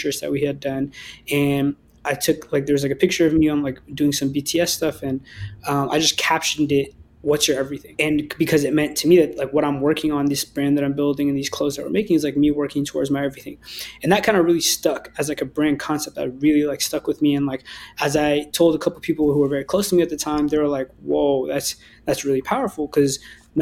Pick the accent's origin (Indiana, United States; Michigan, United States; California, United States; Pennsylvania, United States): California, United States; Berkeley; being from the Bay Area myself, you know, growing up in Berkeley